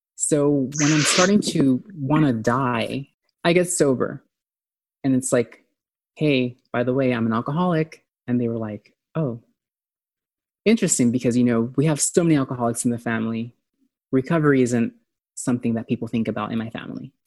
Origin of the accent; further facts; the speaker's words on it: San Diego, California, United States; San Diego, I'm from San Diego, and that's where I started.